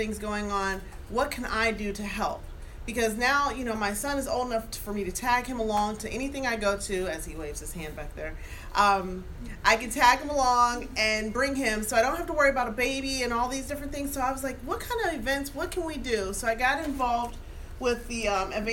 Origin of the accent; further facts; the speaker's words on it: Youngstown, Ohio, United States; I was born and raised in Youngstown. So I've been here all my life